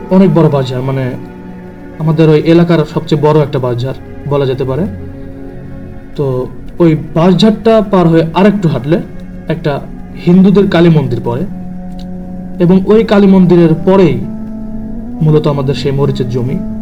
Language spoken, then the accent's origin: Bangla; Mirpur, Khulna Division, Bangladesh; now in Dhaka, Bangladesh; আমি ঢাকাতে স্থানীয় না আমার গ্রামের বাসা হচ্ছে কুষ্টিয়া জেলাতে কুষ্টিয়া জেলার মিরপুর